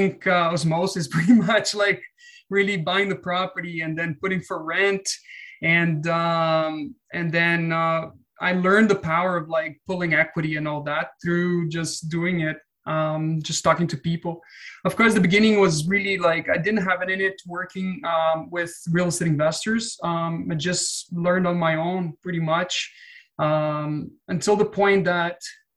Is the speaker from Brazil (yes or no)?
yes; Brazil; moved away as an adult; now in Canada; I'm from Brazil. Moved to Canada in 2013